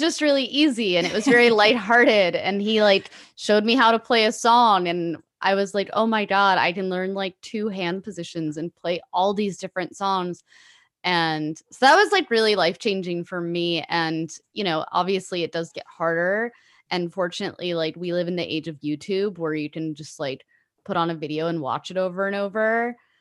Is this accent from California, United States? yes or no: yes; Pasadena, California, United States; born and raised in Pasadena in Los Angeles